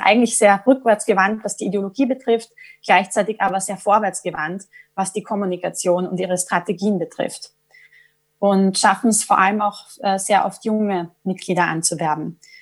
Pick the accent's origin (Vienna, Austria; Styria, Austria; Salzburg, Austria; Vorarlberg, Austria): Vienna, Austria; accent: Viennese; moved away as an adult; now in London, United Kingdom; von meinem Wiener Dialekt